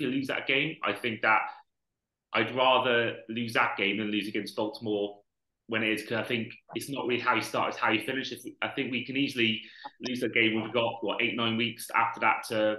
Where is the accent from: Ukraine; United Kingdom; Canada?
United Kingdom; Welsh, Wales; I'm Welsh